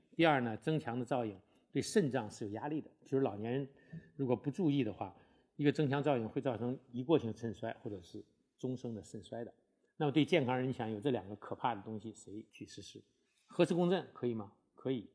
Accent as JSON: {"language": "Chinese", "country": "China", "said": "对我们中国人来讲的话"}